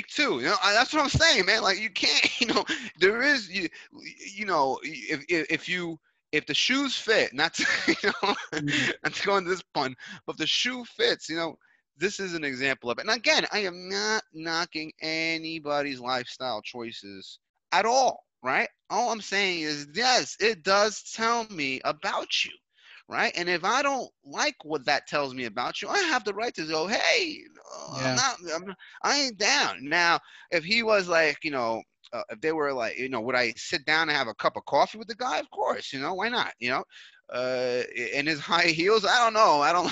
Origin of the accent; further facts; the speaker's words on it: New York City, New York, United States; moved away as an adult; now in Colombia; I grew up in New York